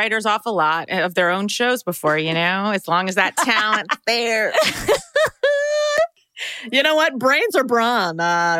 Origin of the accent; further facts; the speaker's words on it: United States; close to my hometown, just a skip and a jump over for Potomac.